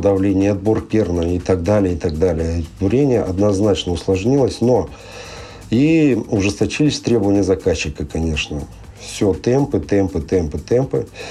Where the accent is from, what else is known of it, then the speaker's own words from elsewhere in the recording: Sakhalin Oblast, Russia; я родился и вырос э, на Сахалине